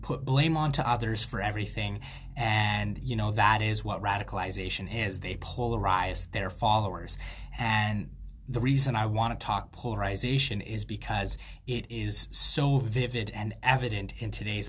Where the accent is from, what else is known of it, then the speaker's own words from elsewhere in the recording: Canada; I'm a Canadian freethought advocate